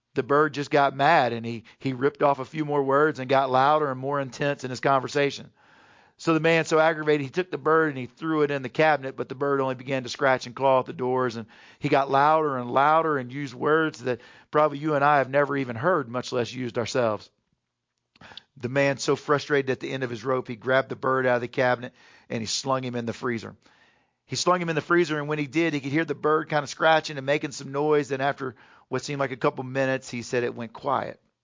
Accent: Houston, Texas, United States; moved away; also born or lived in North Carolina; growing up in Houston, Texas, I was a big Oilers fan.

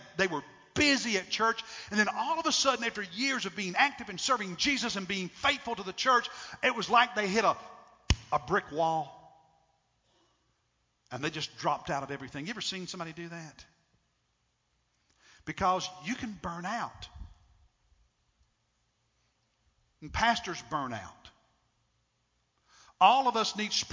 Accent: United States; as an American

